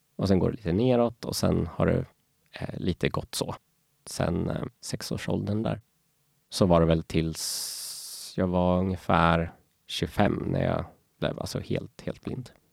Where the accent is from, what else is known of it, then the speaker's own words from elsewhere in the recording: Norrköping, Östergötland, Sweden; also born or lived in Falun, Sweden; now in Stockholm, Sweden; jag föddes faktiskt i Falun, men, eh, jag är uppväxt i Norrköping och, eh, numera bor jag här i Stockholm.